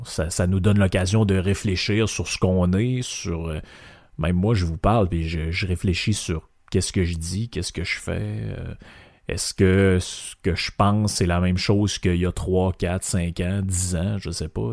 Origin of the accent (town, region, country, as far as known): Quebec, Canada